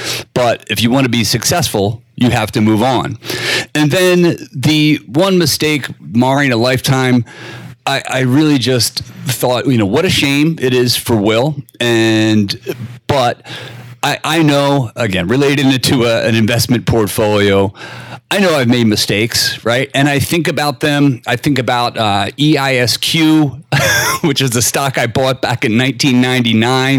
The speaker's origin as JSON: {"language": "English", "town": "Philadelphia", "region": "Pennsylvania", "country": "United States", "said": "I'm from Philadelphia"}